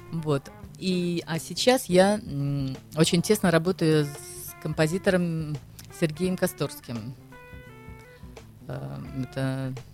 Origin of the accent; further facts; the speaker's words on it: Saint Petersburg, Russia; now in France; а вы вот вы откуда из России? Я говорю, из Санкт-Петербурга. С такой гордостью.